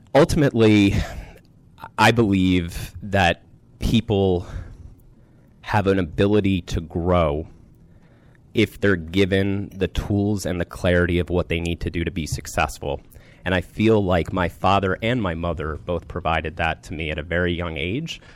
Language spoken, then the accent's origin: English; Rockville, Maryland, United States; I grew up in the Rockville, Maryland area.